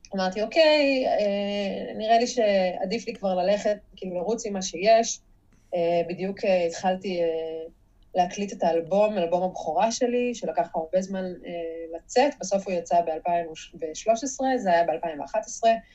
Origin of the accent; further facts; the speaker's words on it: Jerusalem, Jerusalem District, Israel; אני גם ירושלמית